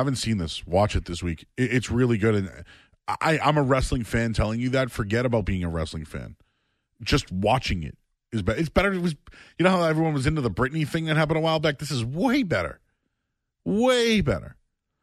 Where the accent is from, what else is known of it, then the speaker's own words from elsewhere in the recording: Boston, Massachusetts, United States; moved away as an adult; now in North Shore, Massachusetts, United States; I grew up in Hyde Park